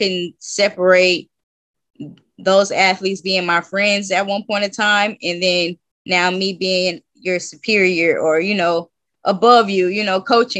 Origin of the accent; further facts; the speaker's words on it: Las Vegas, Nevada, United States; moved away as an adult; also born or lived in Lancaster, California / Spain / Romania; from Lancaster, California, but I really claim Las Vegas because that's where I grew up.